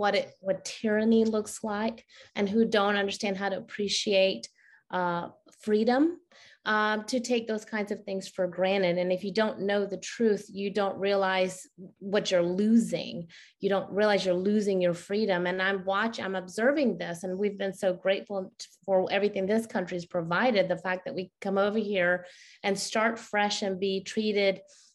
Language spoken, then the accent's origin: English; Karachi, Sindh, Pakistan; now in United States; I was born in Karachi, Pakistan